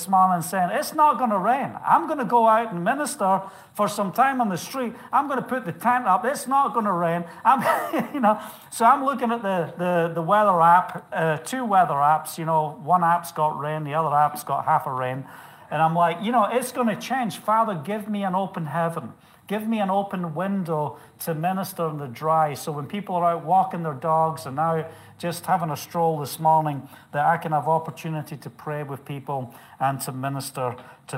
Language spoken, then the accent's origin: English; United Kingdom; moved away; being British